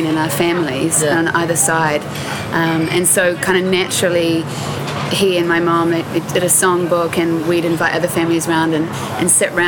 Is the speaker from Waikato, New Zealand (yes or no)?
no; Christchurch, Canterbury, New Zealand; born or raised there; also born or lived in Palo Alto, California, United States